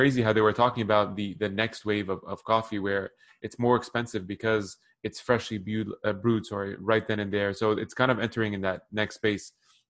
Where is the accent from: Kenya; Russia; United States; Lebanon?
Lebanon; born there; also born or lived in Middle East; I was born in Lebanon, but lived in the Middle East.